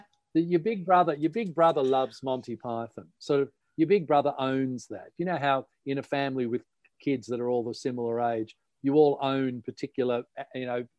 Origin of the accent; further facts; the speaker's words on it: Melbourne, Victoria, Australia; now in Sydney, Australia; we grew up in Australia on Melbourne TV.